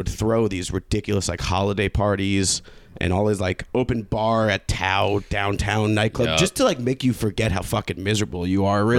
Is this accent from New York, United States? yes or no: yes; Long Island, New York, United States; I'm from Long Island.